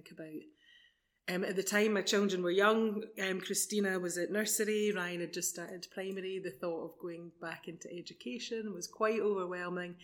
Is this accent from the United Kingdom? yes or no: yes; Edinburgh, Scotland, United Kingdom; moved away as an adult; now in Bonnyrigg, United Kingdom; So I'm from South Edinburgh. Well, I was living mainly in South Edinburgh and moved to Bonnyrigg just before the lockdown.